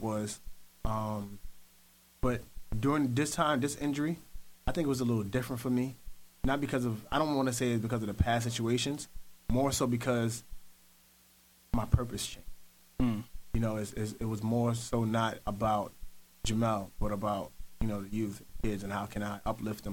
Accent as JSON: {"language": "English", "town": "New York City", "region": "New York", "country": "United States", "tie": "born or raised there", "said": "I'm from Williamsburg Projects in Brooklyn"}